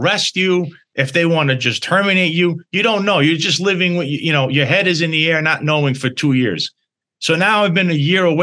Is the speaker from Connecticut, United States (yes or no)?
no; New York City, New York, United States; also born or lived in Bensonhurst, Brooklyn / Florida / Staten Island; Originally, I'm from Bensonhurst, Brooklyn. That's where I was born. You know, I was born there in 1982. I spent a little time in Florida as a child also. But I grew up then in Dyker Heights